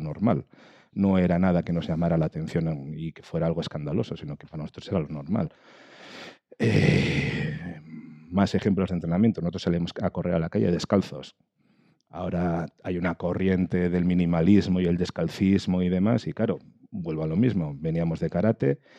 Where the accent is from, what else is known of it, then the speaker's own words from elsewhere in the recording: Galdakao, Basque Country, Spain; soy chaval de Galdácano en su momento, pues con seis años para siete